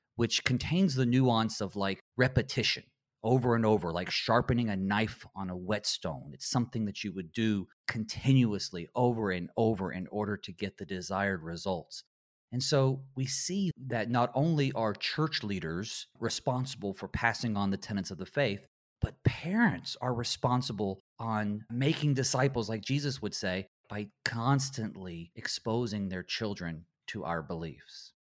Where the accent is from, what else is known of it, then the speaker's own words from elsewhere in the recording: Western North Carolina, United States; I grew up in Western North Carolina in the Bible Belt